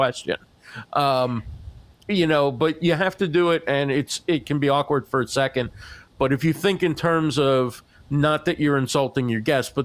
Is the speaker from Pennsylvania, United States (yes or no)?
no; New Jersey, United States; I'm from New Jersey